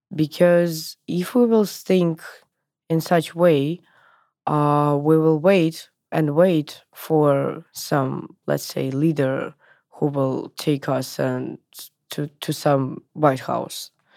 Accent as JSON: {"language": "English", "region": "Moscow", "country": "Russia", "tie": "born or raised there", "said": "I was born in in Moscow, in Russia in nineties"}